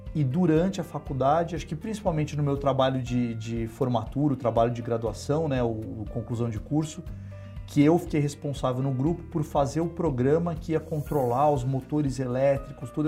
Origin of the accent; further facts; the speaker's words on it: São Paulo, Brazil; eu nasci em São Paulo mesmo, é, sempre morei em São Paulo minha vida inteira